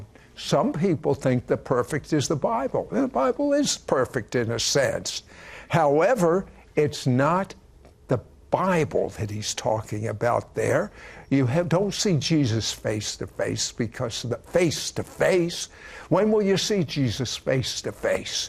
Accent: Washington, District of Columbia, United States; I was raised in Washington, D.C.

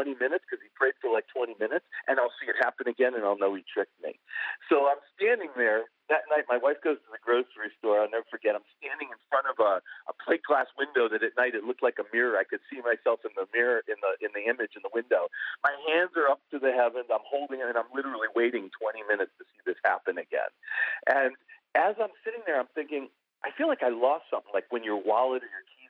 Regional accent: Buffalo, New York, United States; I grew up in Buffalo

